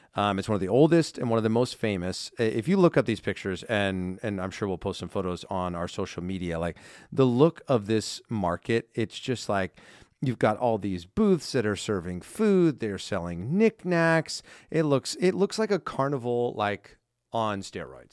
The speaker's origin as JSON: {"language": "English", "region": "Southern California", "country": "United States", "tie": "born or raised there", "also_born_or_lived": "New York", "said": "growing up in Southern California"}